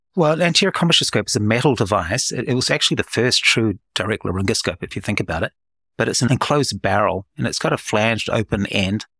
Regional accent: New Zealand; moved away as an adult; now in Oklahoma City, United States; I'm born and bred in New Zealand, which explains my accent

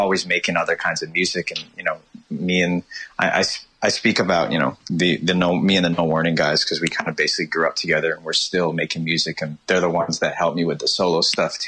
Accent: Toronto, Ontario, Canada; also born or lived in England; I grew up in the east end of Toronto

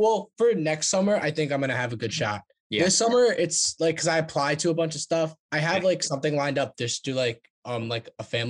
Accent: New York, United States; I'm like an hour train ride. Even I'm from New York, so I'm like from like an hour north of the city.

